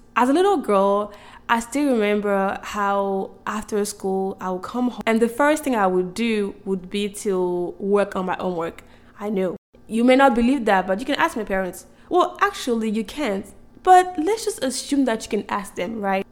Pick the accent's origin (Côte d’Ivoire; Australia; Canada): Côte d’Ivoire; moved away as an adult; now in United States; growing up in Ivory Coast.